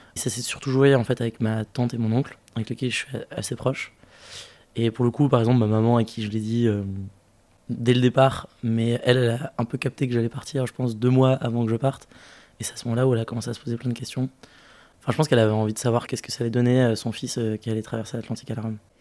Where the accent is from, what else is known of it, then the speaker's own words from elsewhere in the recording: French Guiana; d'où je viens, je suis né en Guyane